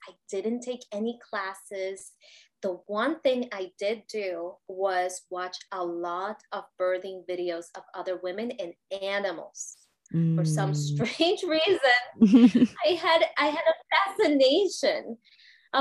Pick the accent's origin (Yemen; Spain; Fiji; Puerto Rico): Puerto Rico; I grew up in Puerto Rico